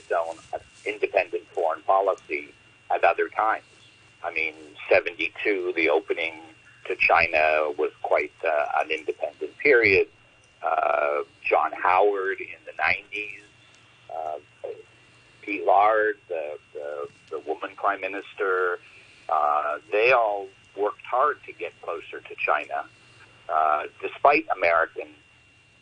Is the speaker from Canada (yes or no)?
yes; Canada; I'm Canadian